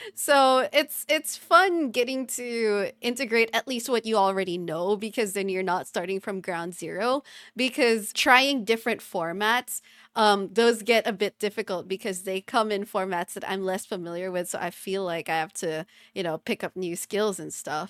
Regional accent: Philippines; first language English; us both being Filipino

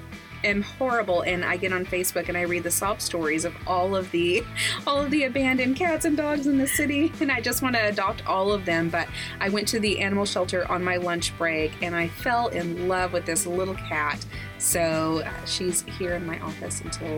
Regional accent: Texas, United States; But we're all about people coming in and seeing the joy that is being a Texan

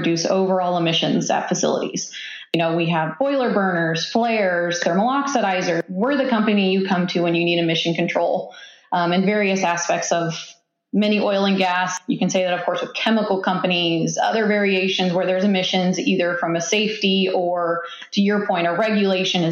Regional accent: Kansas, United States; moved away as an adult; now in Tulsa, United States; I am from Kansas originally

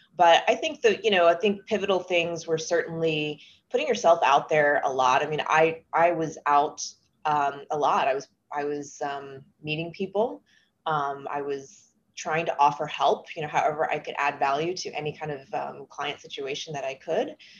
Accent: Texas, United States; moved away; I'm originally from Texas

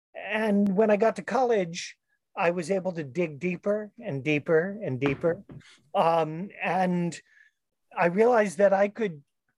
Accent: St. Louis, Missouri, United States; I grew up in the Midwest, went mm-hmm. to a public school in St. Louis

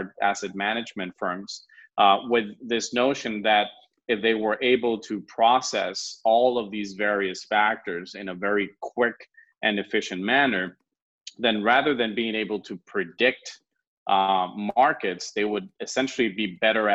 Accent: California, United States; moved away as an adult; also born or lived in France; now in Spain; I'm originally from California, but I have a Latin background, and I studied most of my life in the U.S. until I moved to France

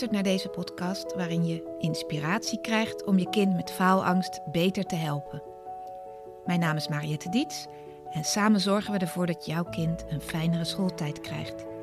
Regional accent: Wassenaar, South Holland, Netherlands; also born or lived in The Hague; 1973. Ik ben geboren in Den Haag, opgegroeid in Wassenaar.

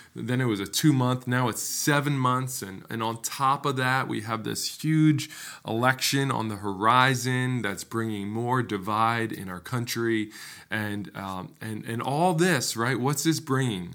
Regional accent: United States; an American

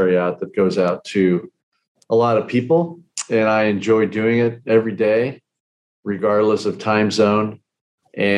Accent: California, United States; moved away as an adult; I was brought up in California

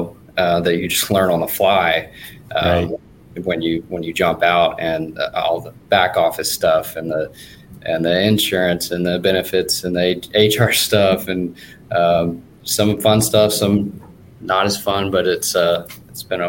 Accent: Dallas, Texas, United States; I grew up in Dallas

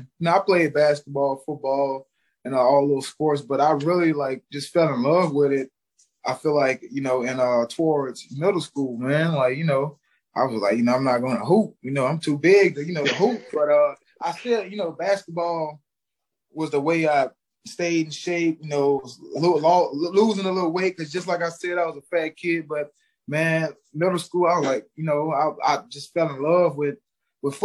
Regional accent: Baton Rouge, Louisiana, United States; moved away as an adult; also born or lived in New Orleans, Louisiana; now in New York, United States; I'm from Baton Rouge, Louisiana. You know, grew up, you know, mom, grandma, you know, grandpa took good care of me

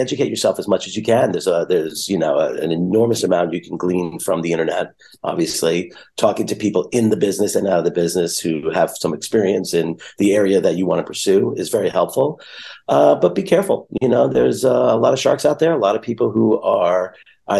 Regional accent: New York, United States; I'm a New Yorker

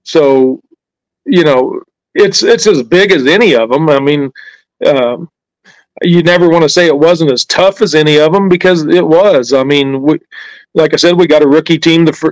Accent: Abilene, Kansas, United States; Abilene, Kansas represented

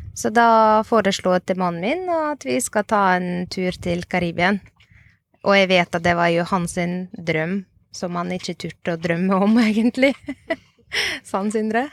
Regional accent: Ukraine; now in Norway; Jeg er opprinnelig fra Ukraina.

